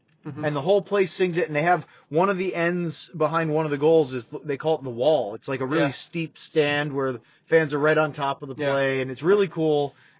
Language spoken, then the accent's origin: English; Maine, United States; I'm a New England native. I grew up in Maine, so I cheered for all the Boston sports teams because that was our local major league clubs.